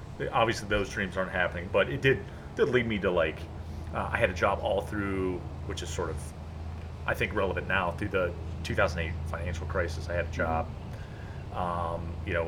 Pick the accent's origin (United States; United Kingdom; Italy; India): United States; Cleveland, Ohio; I'm from Cleveland